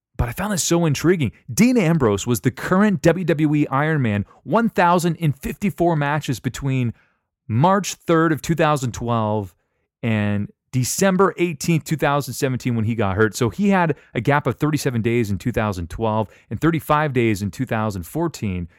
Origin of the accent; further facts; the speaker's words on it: Canada; I'm from Canada